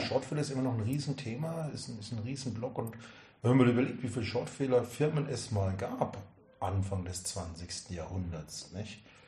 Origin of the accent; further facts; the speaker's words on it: Würzburg, Bavaria, Germany; ich bin 1970 geboren, bin eigentlich äh, Würzburger Franke